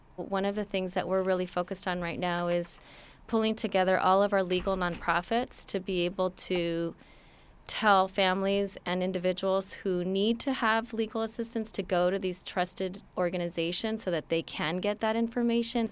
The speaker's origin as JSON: {"language": "English", "town": "Los Angeles", "region": "California", "country": "United States", "tie": "born or raised there", "said": "I was born in Los Angeles"}